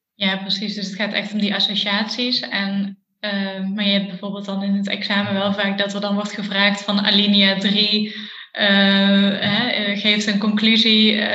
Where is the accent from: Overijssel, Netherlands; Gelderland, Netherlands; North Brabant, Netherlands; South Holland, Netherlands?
North Brabant, Netherlands; Eindhoven; ik kom uit Eindhoven